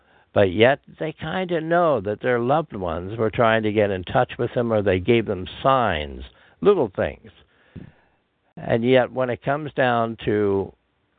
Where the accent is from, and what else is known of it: Pennsylvania, United States; born or raised there